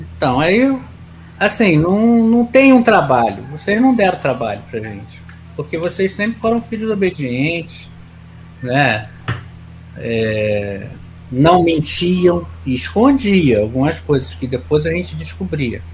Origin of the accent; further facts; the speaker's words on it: Nova Iguaçu, Rio de Janeiro, Brazil; eu nasci e criei em Nova Iguaçu